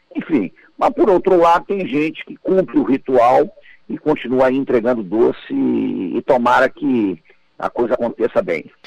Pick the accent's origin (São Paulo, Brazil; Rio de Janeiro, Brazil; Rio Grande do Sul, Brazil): Rio de Janeiro, Brazil; Nova Iguaçu; passei uma grande parte da minha infância é, em Nova Iguaçu, né, na Baixada Fluminense